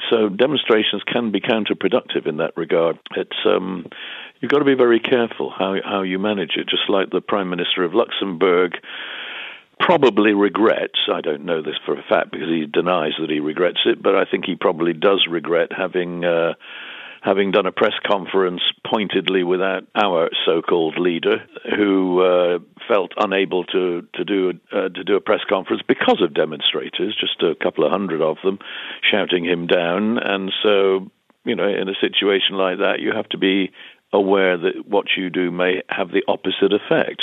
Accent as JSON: {"language": "English", "country": "United Kingdom", "said": "we as British"}